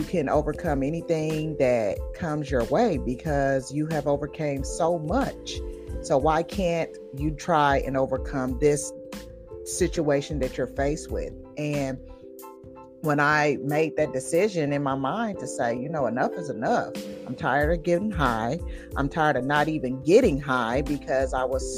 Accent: Tulsa, Oklahoma, United States; moved away as an adult; also born or lived in Connecticut; got the hell on out of Tulsa, Oklahoma, which is, I love my home state dearly

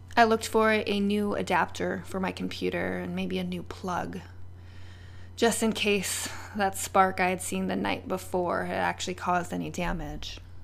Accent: United States

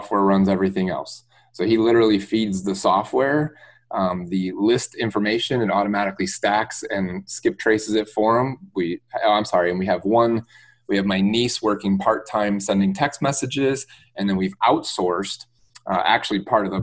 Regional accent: Detroit, Michigan, United States; moved away as an adult; now in Tampa, United States; I'm born and raised in Metro Detroit, Michigan area

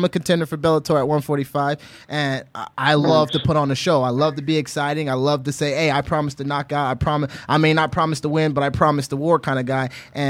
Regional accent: Honolulu, Hawaii, United States; And I grew up in Honolulu, Hawaii, and out there they're not talking much.

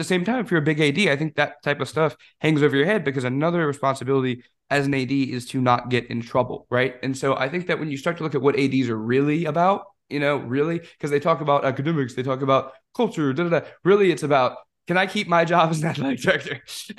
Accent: Florida, United States; I am a DB from Florida.

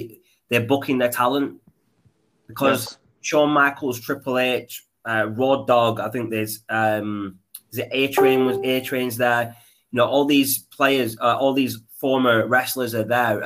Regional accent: Pakistan; me being Pakistani

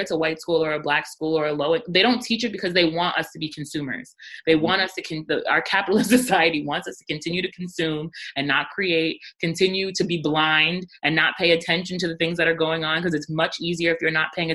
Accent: Rockland County, New York, United States; I grew up in Rockland County

